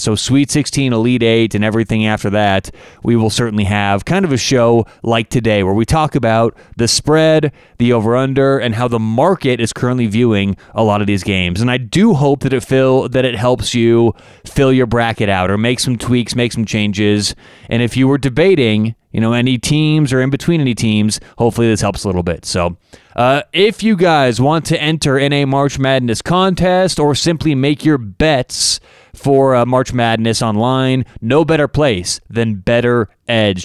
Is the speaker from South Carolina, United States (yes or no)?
no; Denver, Colorado, United States; I'm from Denver